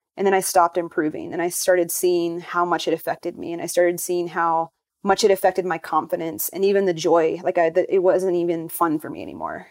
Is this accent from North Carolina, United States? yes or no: yes; North Carolina, United States; I grew up in North Carolina